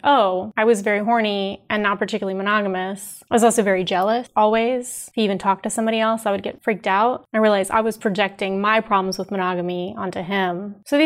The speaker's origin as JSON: {"language": "English", "town": "Huntsville", "region": "Alabama", "country": "United States", "tie": "born or raised there", "also_born_or_lived": "Washington, D.C.", "moved": "as an adult", "lives_now": "San Francisco, United States", "said": "when I was growing up in Alabama"}